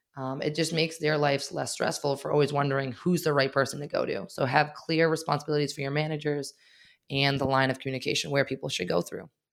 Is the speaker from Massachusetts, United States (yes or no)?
yes; Wakefield, Massachusetts, United States; also born or lived in Arlington, Massachusetts; I grew up in Wakefield, and we happened to have our first studio in Wakefield